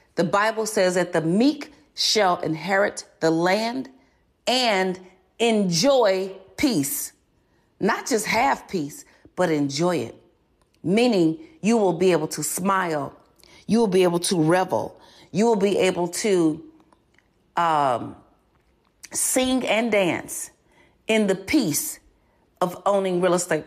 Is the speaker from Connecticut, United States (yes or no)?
no; Chicago, Illinois, United States; I was born and raised in Chicago